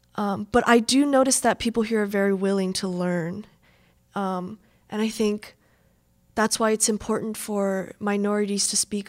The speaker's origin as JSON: {"language": "English", "region": "Midwest", "country": "United States", "tie": "born or raised there", "said": "I noticed kind of a bubble of just being raised and born and raised in the Midwest, and you kind of just want to stay here in the Midwest and don't really want to branch out."}